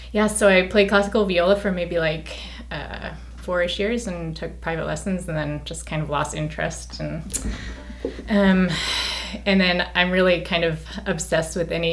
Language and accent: English; Montana, United States; Western Montana.